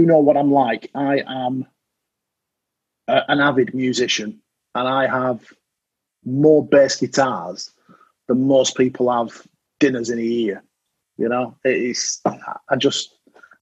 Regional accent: United Kingdom; I'm British

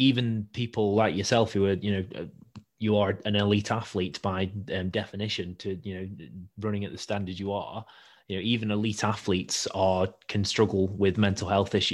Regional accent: Stoke-on-Trent, West Midlands, United Kingdom; I'm from Stoke

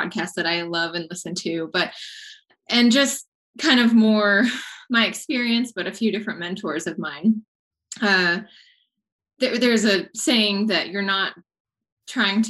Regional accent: Texas, United States; also born or lived in Colorado; I grew up in Texas and decided to move out to Colorado, gosh, in like 2009

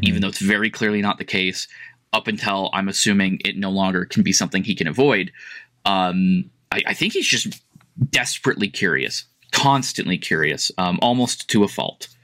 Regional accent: United States; I'm American.

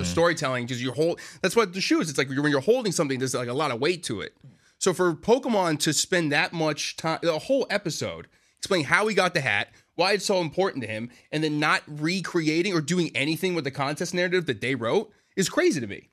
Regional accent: Boston, Massachusetts, United States; moved away as an adult; now in New York, United States; I'm originally from Boston

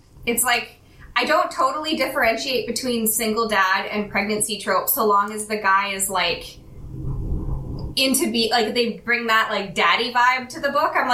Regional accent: Calgary, Alberta, Canada; also born or lived in Western Canada; now in Vancouver, Canada; I'm Canadian. I actually was born in Calgary, which is like the main city that Chestnut Springs is set outside of, but I've lived all over Western Canada

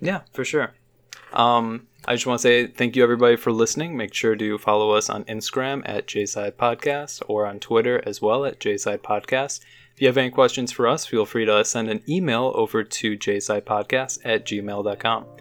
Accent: Chicago suburbs, Illinois, United States; I'm from the suburbs

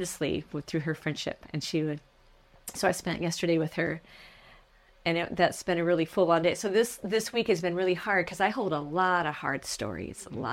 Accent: United States; moved away as an adult; now in Newcastle, Australia; I'm from America

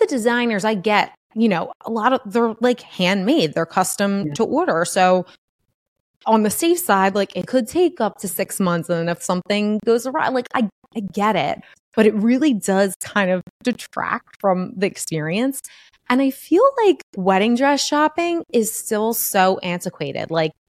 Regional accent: Northeast, United States; we're especially being from the Northeast, like you are very chill.

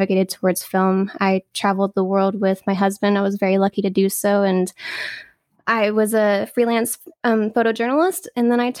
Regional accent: Texas, United States; also born or lived in Louisiana; now in California, United States; I'm in sunny California, but I'm actually born in Louisiana and raised in Texas.

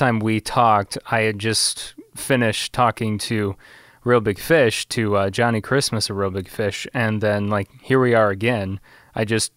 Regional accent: Illinois, United States; my hometown

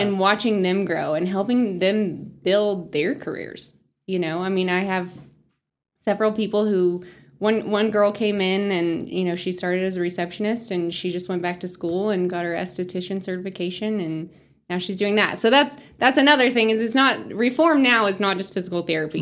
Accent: Spearman, Texas, United States; moved away as an adult; also born or lived in Lubbock, Texas; now in Amarillo, United States; I grew up in Spearmint, small town girl

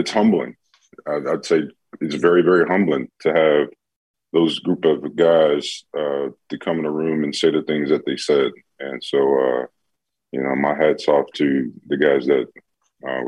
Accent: Chicago, Illinois, United States; I grew up in Chicago, so grew up a Bear fan

